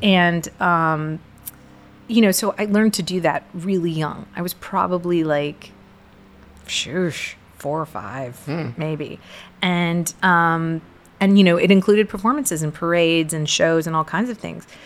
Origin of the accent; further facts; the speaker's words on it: Portland, Texas, United States; first language English; now in Richmond, United States; I grew up in a small town. Well, I was in seventh grade in Portland, Texas.